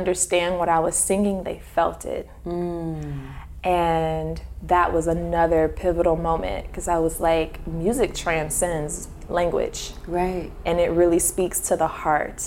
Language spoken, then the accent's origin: English; Detroit, Michigan, United States; I'm from Detroit, so Motown had left the city years ago